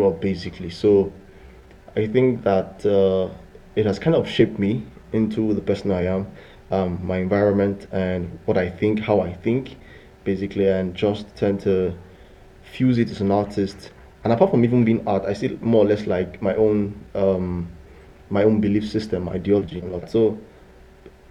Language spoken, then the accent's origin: English; Nigeria; growing up in Nigeria was fun for me because I grew up in the early 90s